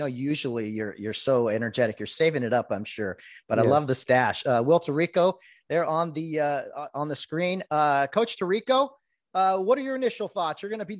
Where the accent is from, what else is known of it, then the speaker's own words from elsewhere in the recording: Glendora, California, United States; I grew up in Glendora, went to a ton of Charter Oak games